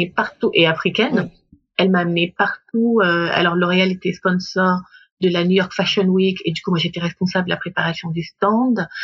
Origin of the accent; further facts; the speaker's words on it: Gabon; moved away as an adult; now in Paris, France; je suis née, j'ai grandi au Gabon